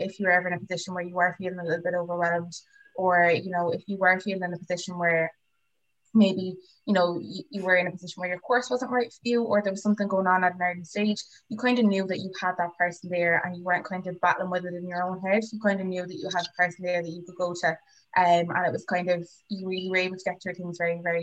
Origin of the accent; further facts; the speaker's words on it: Waterford, Munster, Ireland; I actually stayed in Waterford, so I'm from Waterford myself. I literally lived like 5 minutes away from WIT. So I was wicked local